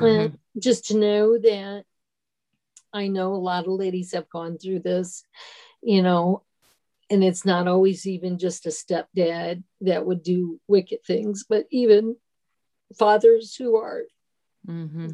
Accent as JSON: {"language": "English", "region": "Ohio", "country": "United States", "tie": "born or raised there", "moved": "yes", "lives_now": "Ansbach, Germany", "said": "I grew up in Ohio"}